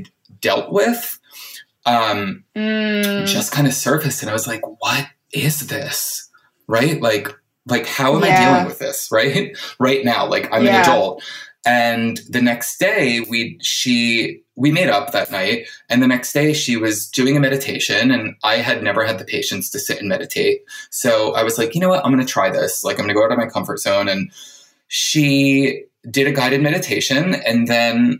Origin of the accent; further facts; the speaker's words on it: New Jersey, United States; also born or lived in New York / California; now in Los Angeles, United States; I was in New York for kind of 17 years because I grew up in New Jersey